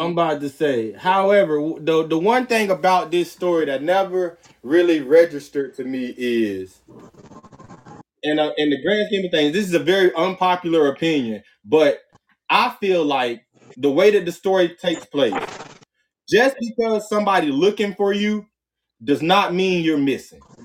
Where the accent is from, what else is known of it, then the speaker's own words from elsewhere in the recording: Florida, United States; a Florida nigga